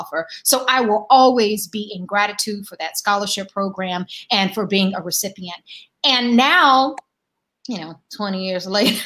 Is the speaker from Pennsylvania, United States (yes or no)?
no; Durham, North Carolina, United States; moved away as an adult; now in California, United States; growing up in Durham, I was always surrounded by Black folks